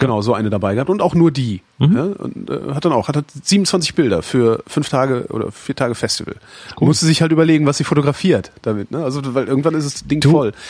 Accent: Weilerswist, North Rhine-Westphalia, Germany

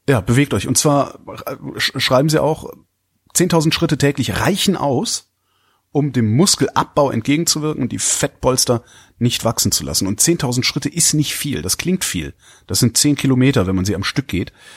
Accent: Cologne, North Rhine-Westphalia, Germany; ich komme ja aus Köln, das ist Ruhrgebiet nicht weit

